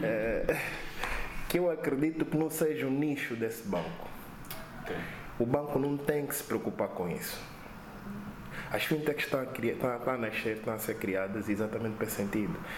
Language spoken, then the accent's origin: Portuguese; Angola; eu como angolano